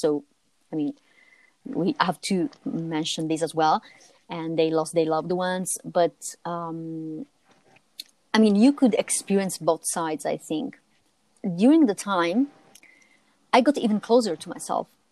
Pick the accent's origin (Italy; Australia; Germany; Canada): Italy; As Italian